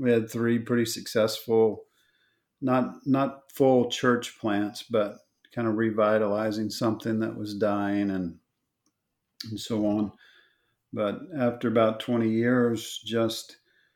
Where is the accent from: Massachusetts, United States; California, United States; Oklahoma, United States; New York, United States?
Oklahoma, United States; moved away; also born or lived in Texas; I was born in Oklahoma